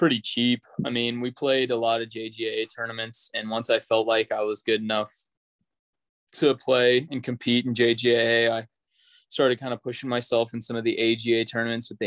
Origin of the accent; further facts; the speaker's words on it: Chandler, Arizona, United States; also born or lived in Gilbert, Arizona / Queen Creek, Arizona; originally from Chandler, Gilbert area, bounced around a little bit there, and then went to Queen Creek where I picked up golf.